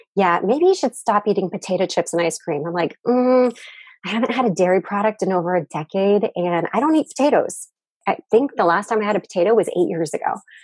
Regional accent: United States; moved away as an adult; now in Japan; I'm originally American, but I've lived in Japan for half my life.

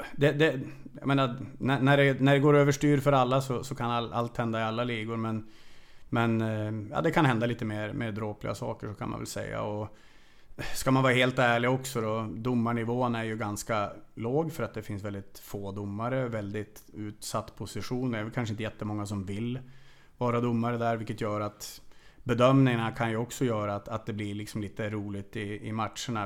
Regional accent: Sweden; moved away as an adult; also born or lived in Hungary / Transylvania, Romania; now in Romania; här hemma i Sverige

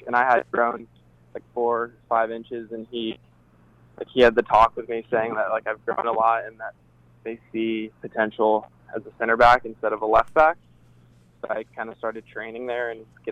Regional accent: Culver City, California, United States; moved away; I grew up in Culver City and playing for various youth teams and in and around the Los Angeles area.

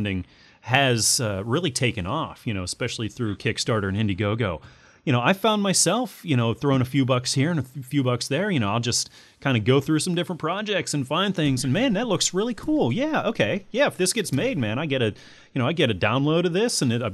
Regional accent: United States; I'm an American

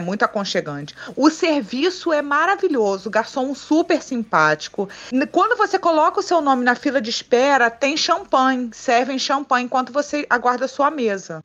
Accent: Rio de Janeiro, Brazil; eu sou carioca

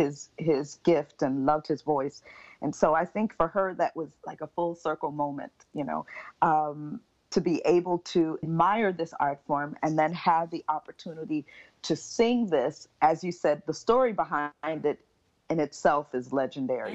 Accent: Miami, Florida, United States; now in Montreal, Canada; I was born and raised in Miami, Florida

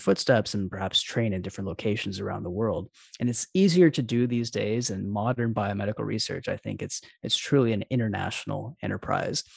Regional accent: Alabama, United States; I'm actually from Alabama myself.

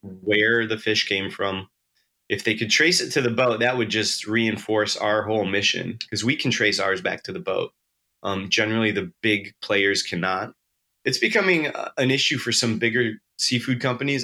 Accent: Western New York, United States; moved away; also born or lived in Kodiak, Alaska; I grew up in Western New York

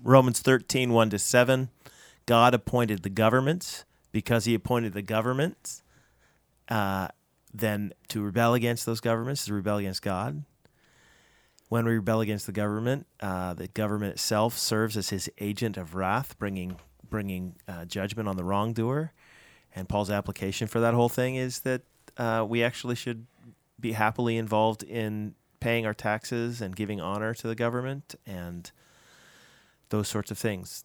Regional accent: United States; now in Canada; I'm an American

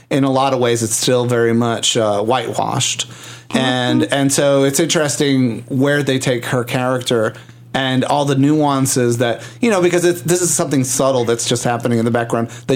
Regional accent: Puerto Rico; I grew up in Puerto Rico

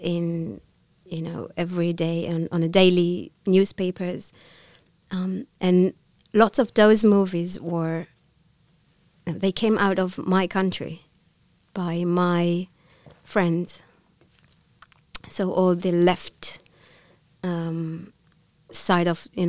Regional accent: Israel; first language Hebrew; English is a second language; moved away as an adult; I'm from Israel

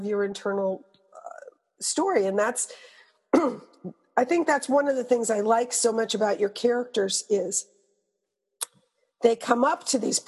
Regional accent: Montreal, Quebec, Canada; moved away; I went to live in my hometown of Montreal, Canada

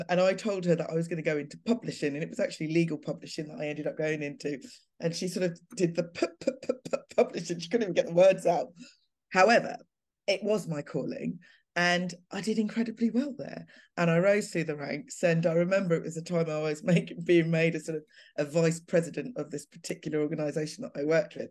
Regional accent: London, United Kingdom; my hometown of Clapham. You know, I grew up having the best of experiences there

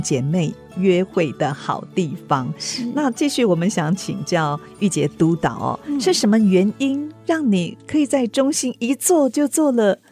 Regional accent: Yilan, Yilan County, Taiwan; 兰雨就是我的家乡宜兰

